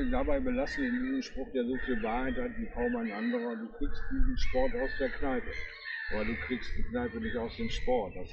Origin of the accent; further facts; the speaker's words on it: Bremerhaven, Bremen, Germany; now in Bremen, Germany; Da bin ich irgendwie in Bremerhaven ohne Erstliga-Fußballteam äh, groß geworden. Das heißt, bei uns wurde Fußball ja auch eine schöne Sache, aber es bestimmt nicht unser Leben. Hier in Bremen ist das schon wieder eine ganz andere Baustelle.